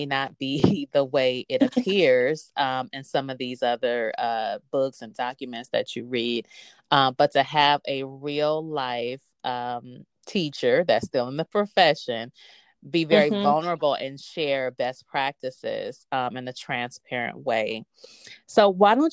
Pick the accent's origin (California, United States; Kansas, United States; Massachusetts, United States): California, United States; Los Angeles; now in Houston, United States; I'm from Los Angeles